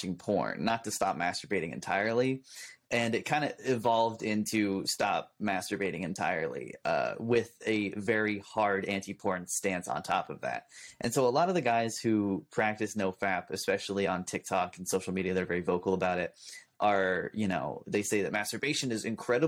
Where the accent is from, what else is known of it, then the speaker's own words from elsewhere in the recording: California, United States; as a Californian, that's one of our superpowers. Is we speak really quickly. It's just kind of part of our accent